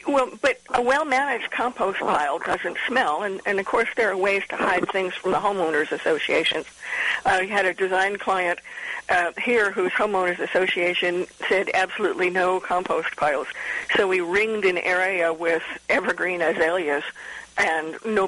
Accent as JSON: {"language": "English", "region": "Midwest", "country": "United States", "tie": "born or raised there", "also_born_or_lived": "Mid-Atlantic", "said": "I grew up in the Midwest and the mid-Atlantic states and moved down here about 30 years ago."}